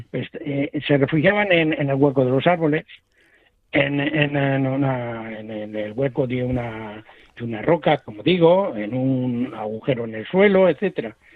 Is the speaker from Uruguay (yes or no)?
no; Buenavista de Valdavia, Castile and León, Spain; como mi idea había sido hacerlo en mi, en mi pueblo, Buenavista de Valdavia, lo que pasa es que allí pues, no pudo ser